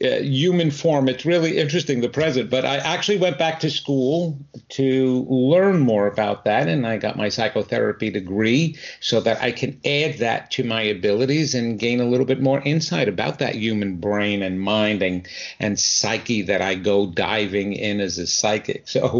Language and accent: English; New York, United States; even though you will tell very shortly by my accent that I'm not originally from here, I'm from the New York area. And my wife and I moved here about 26 years ago.